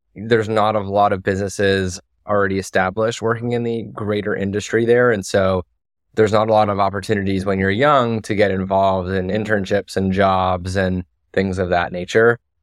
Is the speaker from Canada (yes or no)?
yes; Toronto, Ontario, Canada; moved away as an adult; also born or lived in United States; I left Toronto at eighteen, um, and so I didn't, I didn't go to university in Canada.